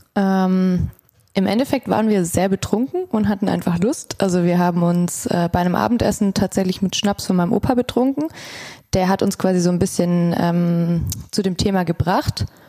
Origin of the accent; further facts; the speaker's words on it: Stuttgart, Baden-Württemberg, Germany; ich bin auch aus Stuttgart.